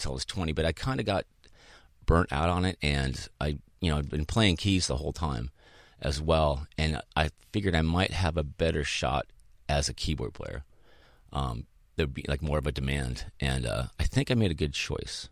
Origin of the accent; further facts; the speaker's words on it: Boulder, Colorado, United States; moved away as an adult; also born or lived in Chicago, Illinois; now in Southern California, United States; my family moved to Boulder when I was eight